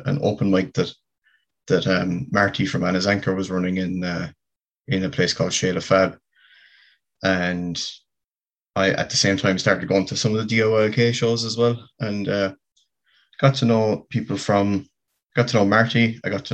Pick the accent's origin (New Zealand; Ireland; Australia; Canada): Ireland; West Limerick, County Limerick, Munster; moved away as an adult; also born or lived in Cork; now in Belfast, United Kingdom; I'm from County Limerick, so I'm from West Limerick originally, and I moved to the city to I suppose when I kind of started college in 2015